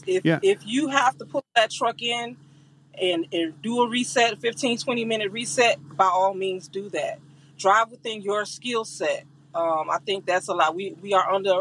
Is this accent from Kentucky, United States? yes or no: no; Florida, United States; I'm from Florida